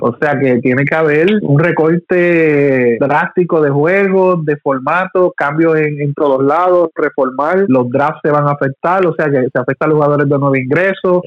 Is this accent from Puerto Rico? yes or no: yes; Puerto Rico; moved away